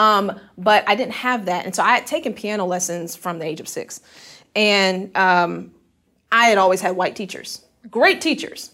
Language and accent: English; Houston, Texas, United States; moved away as an adult; now in Memphis, United States; I'm from Houston, Texas.